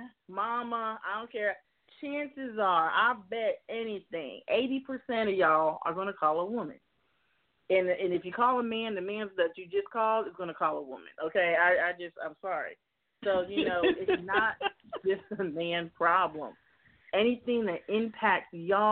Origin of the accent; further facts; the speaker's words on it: Miami, Florida, United States; I grew up in Miami, Florida